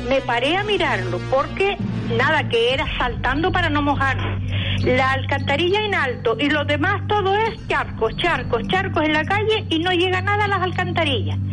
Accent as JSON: {"language": "Spanish", "town": "Moya", "region": "Canary Islands", "country": "Spain", "said": "soy de Moya"}